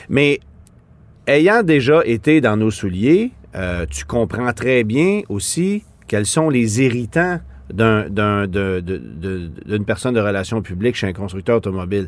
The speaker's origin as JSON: {"language": "French", "region": "Quebec", "country": "Canada", "said": "chez nous au Québec"}